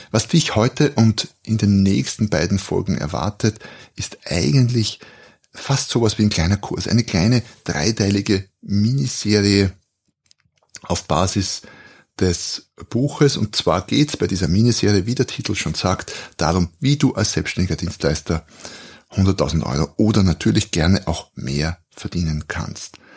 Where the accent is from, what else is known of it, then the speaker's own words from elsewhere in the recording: Austria; ich bin Österreicher, wie man vermutlich hört, wohne ein Stück südlich, südlich von Wien